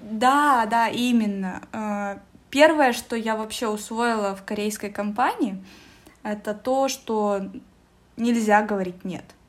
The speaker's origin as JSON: {"language": "Russian", "town": "Omsk", "region": "Omsk Oblast", "country": "Russia", "moved": "yes", "lives_now": "Moscow, Russia", "said": "я живу сейчас в Москве. Очень часто переезжаю. Вообще я из Омска"}